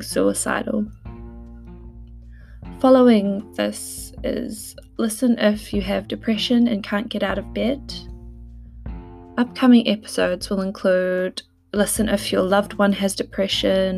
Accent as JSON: {"language": "English", "country": "New Zealand", "moved": "yes", "lives_now": "United Kingdom", "said": "I'm a Kiwi living in the UK"}